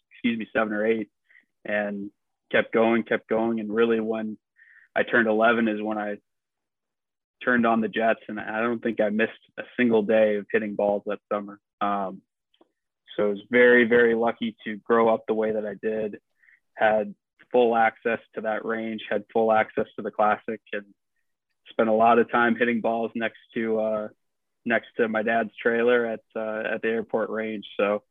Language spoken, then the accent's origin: English; Brainerd, Minnesota, United States; growing up in Brainerd and being so close to Madden's